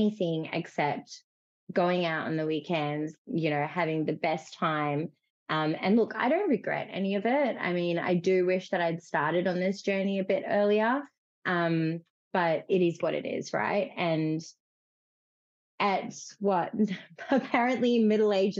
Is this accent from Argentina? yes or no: no; Fiji; moved away; I grew up in Fiji